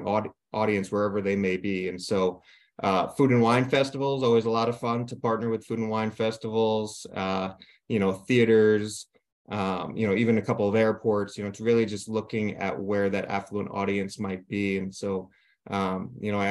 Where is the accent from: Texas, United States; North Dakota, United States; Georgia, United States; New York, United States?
New York, United States; Long Island; moved away as an adult; also born or lived in Maryland / Amherst, Massachusetts; now in Midwest, United States; I'm actually from New York originally, so made my way out to the Midwest, but I grew up on Long Island